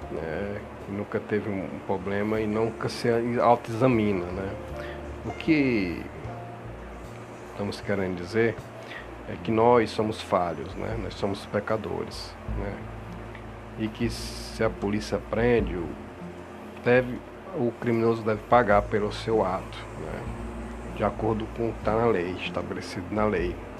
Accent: Brazil; nosso país, estamos falando como cidadão, como brasileiro

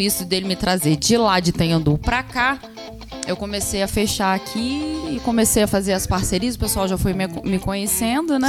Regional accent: Volta Redonda, Rio de Janeiro, Brazil; moved away as an adult; also born or lived in Minas Gerais (family); now in São José dos Campos, Brazil; Eu nasci em Volta Redonda

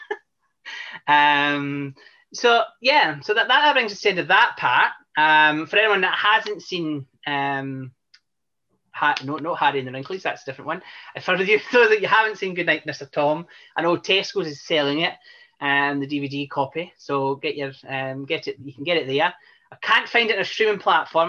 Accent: Scotland, United Kingdom; I'm Scottish

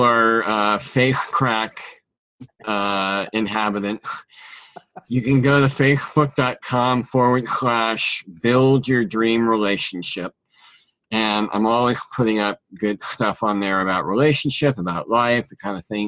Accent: California, United States; I was born in California

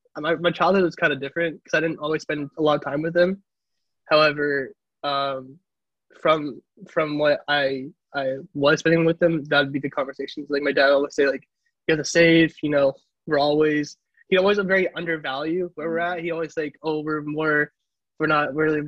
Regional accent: Caruthers, California, United States; also born or lived in Fresno, California; I'm originally from Fresno, California. And from an even smaller town called Carruthers

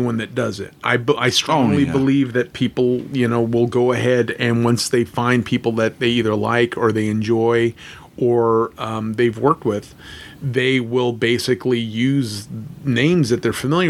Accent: Los Angeles, California, United States; me being from Los Angeles, I grew up in North Hollywood, California

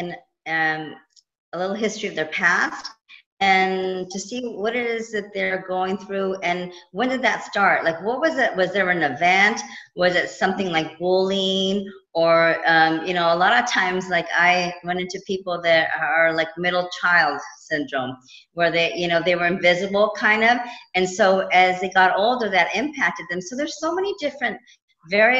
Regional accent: California, United States; moved away as an adult; also born or lived in East Coast, United States; now in Los Angeles, United States; I was born and raised in California, and I moved to the East Coast, and I was there for 20 years

